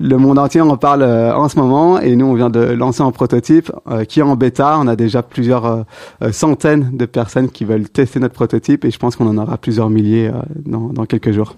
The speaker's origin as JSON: {"language": "French", "country": "Belgium", "also_born_or_lived": "Brussels", "said": "belge, j'ai toujours étudié à, Bruxelles"}